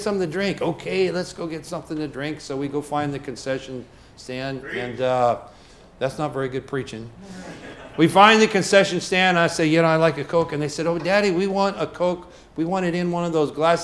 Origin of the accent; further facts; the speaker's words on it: United States; as American citizens